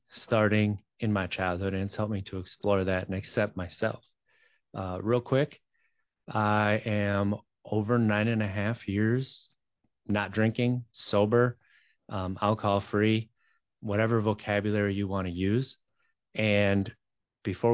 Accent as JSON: {"language": "English", "area": "just outside of Green Bay", "region": "a small town in Wisconsin", "country": "United States", "tie": "born or raised there", "also_born_or_lived": "Madison", "said": "I grew up in Wisconsin, a small town in Wisconsin, just outside of Green Bay."}